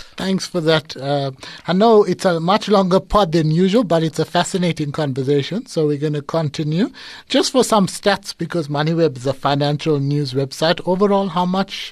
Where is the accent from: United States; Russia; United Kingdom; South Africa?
South Africa; Durban, KwaZulu-Natal; it's my hometown